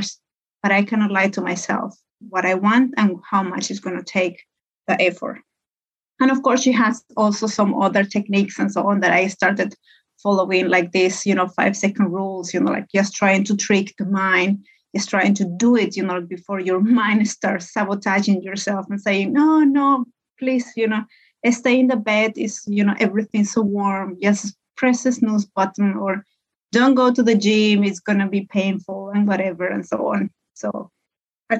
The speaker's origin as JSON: {"language": "English", "country": "Peru", "also_born_or_lived": "Hamburg, Germany", "moved": "as an adult", "lives_now": "Finland", "said": "I'm Peruvian. I come from Peru. I moved to Europe a couple of years ago, many years ago"}